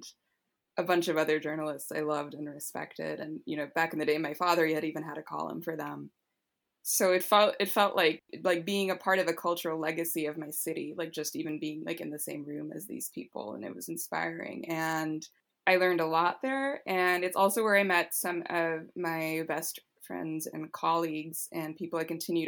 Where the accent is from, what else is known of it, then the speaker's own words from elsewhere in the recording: Los Angeles, California, United States; growing up in Los Angeles